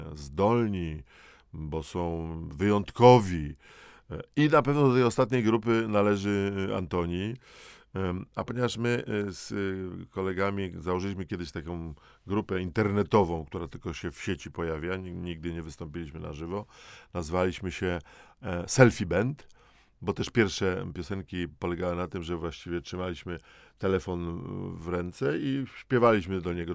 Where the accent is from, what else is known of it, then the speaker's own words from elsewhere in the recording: Dąbrowa Górnicza, Silesian Voivodeship, Poland; w liceum w, w Dąbrowie Górniczej w pierwszej powie lat 70.